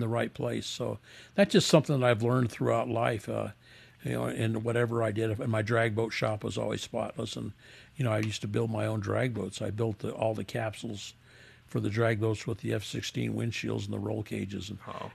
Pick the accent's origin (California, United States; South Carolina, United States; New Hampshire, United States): California, United States; San Bernardino; now in Las Vegas, United States; they started in, in, 1948 in San Bernardino, California, where we're from